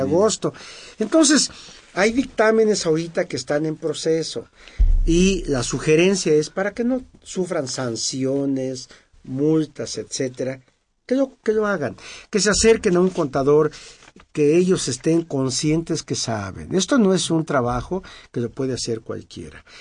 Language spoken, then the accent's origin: Spanish; San Luis Potosí, Mexico